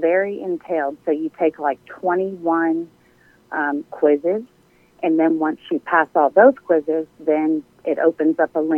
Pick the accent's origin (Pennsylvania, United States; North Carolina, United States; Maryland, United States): Maryland, United States; now in Douglasville, United States; I'm originally from Maryland. I moved here right at about 26 years ago.